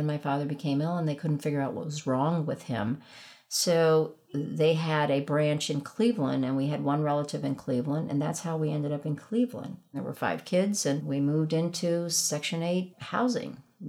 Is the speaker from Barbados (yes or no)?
yes; Barbados; also born or lived in Caracas, Venezuela; I was born in Caracas, Venezuela. And we lived there until I was 5. And then we lived in Barbados.